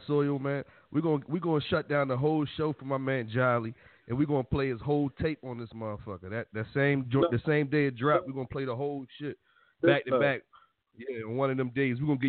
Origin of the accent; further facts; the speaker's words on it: Baltimore, Maryland, United States; I was born out in Cherry Hill, and I moved up to West Side, Irvington, Yale Heights, Frederick Road